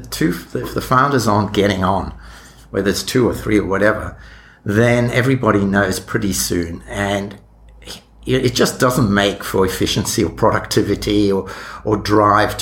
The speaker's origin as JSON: {"language": "English", "country": "South Africa", "tie": "born or raised there", "moved": "as an adult", "said": "I was born in South Africa, and my degrees were in South Africa, and those early jobs I mentioned were there."}